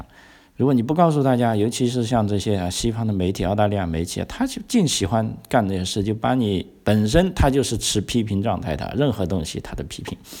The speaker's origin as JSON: {"language": "Chinese", "country": "China", "moved": "yes", "lives_now": "Australia", "said": "就当然我是从中国来的，我我我我很清楚啊"}